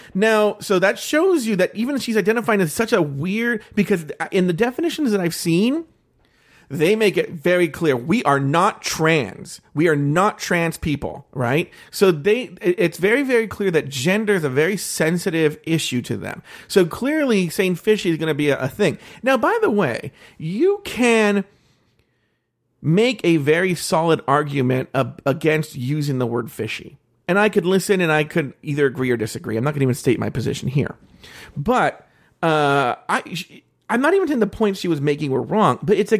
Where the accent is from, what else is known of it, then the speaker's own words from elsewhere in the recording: California, United States; I'm from the Bay Area